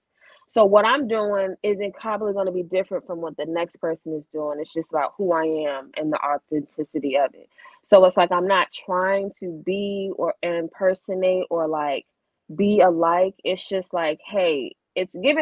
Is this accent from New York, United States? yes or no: no; Richmond, Virginia, United States; I'm a Richmond native